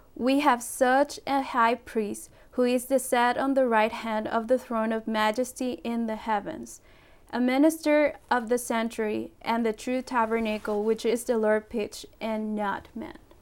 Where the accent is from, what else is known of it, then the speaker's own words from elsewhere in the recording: Puerto Rico; moved away; also born or lived in Colombia / Ecuador; i was born in colombia my parents are from ecuador and i grew up in puerto rico